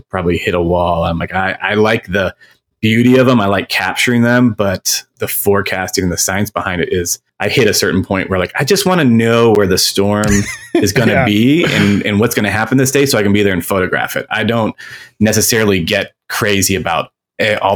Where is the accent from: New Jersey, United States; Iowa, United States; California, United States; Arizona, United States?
Arizona, United States; Phoenix; I'm from Phoenix, Arizona. That's where I live. And I grew up with storms.